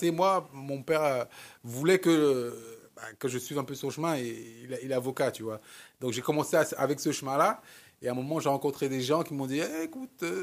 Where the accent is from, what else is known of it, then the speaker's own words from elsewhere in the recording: Cameroon; moi, comme je, je suis camerounais d'origine, euh, et, j'ai mis 30 ans avant de retourner au Cameroun